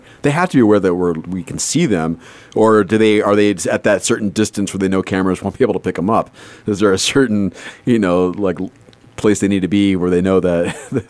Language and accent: English; Southern California, United States; I grew up in Southern California